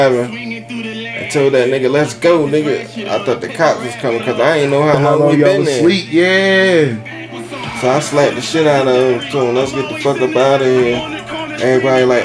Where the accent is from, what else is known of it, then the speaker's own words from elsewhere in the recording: Philadelphia, Pennsylvania, United States; moved away as an adult; now in Atlanta, United States; I'm from Philly